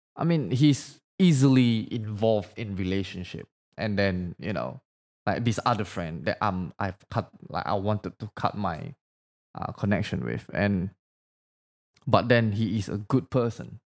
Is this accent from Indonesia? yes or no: yes; Indonesia; first language Indonesian; English is a second language; moved away; English is not my first language, by the way. Like, I don't, like, I grew up in Indonesia, so my language was actually Bahasa